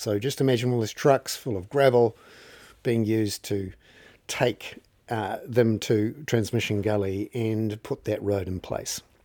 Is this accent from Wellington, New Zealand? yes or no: yes; Wellington, New Zealand; I'm from Wellington